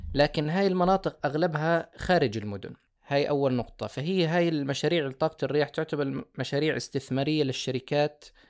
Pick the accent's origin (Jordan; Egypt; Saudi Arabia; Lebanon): Jordan; also born or lived in Germany; أستقر هنا في بلدي